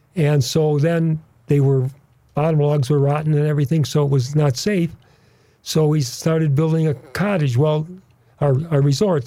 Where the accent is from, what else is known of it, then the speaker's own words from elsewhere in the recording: Saint Germain, Wisconsin, United States; also born or lived in Chicago, Illinois; now in Illinois, United States; I was raised in northern Wisconsin in Saint Germain